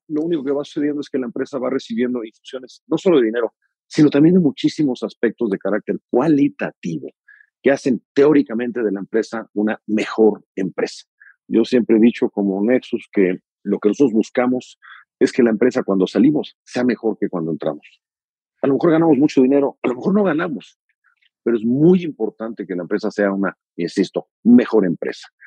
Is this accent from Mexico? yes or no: yes; Mexico; como orgullosamente mexicano